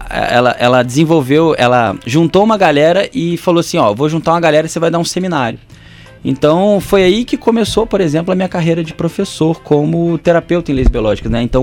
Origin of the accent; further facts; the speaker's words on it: Volta Redonda, Rio de Janeiro, Brazil; now in Porto Real, Brazil; Estou aqui em Ponto Real, sou de Volta Redonda, ….